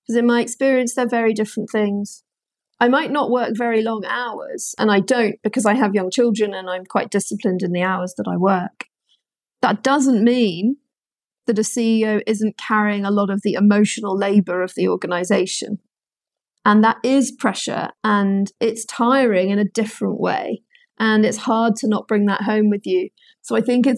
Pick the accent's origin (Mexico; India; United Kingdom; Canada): United Kingdom; London; I'm a Londoner born and bred.